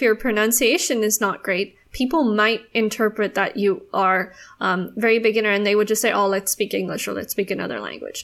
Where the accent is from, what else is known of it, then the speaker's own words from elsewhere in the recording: South Africa; now in Singapore; I am a South African living in Singapore